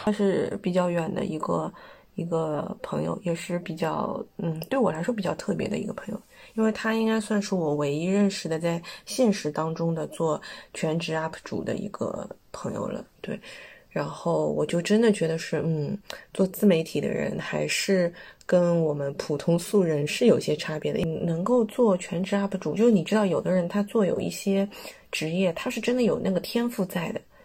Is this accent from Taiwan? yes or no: no; China; 我们是中国来的